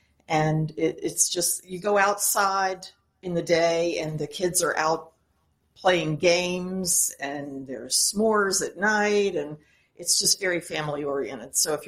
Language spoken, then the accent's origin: English; St. Charles, Illinois, United States; St. Charles, Illinois. West Chicago.